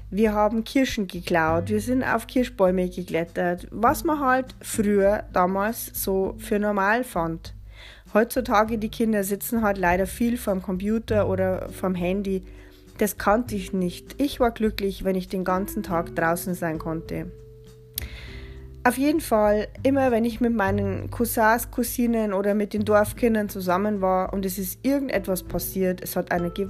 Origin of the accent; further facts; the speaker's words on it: Bavaria, Germany; Ich bin 1976 in Bayern geboren, in der schönen Oberpfalz. Den größten Teil meines Lebens habe ich auf dem Bauernhof verbracht, auf dem meine Mutter geboren ist.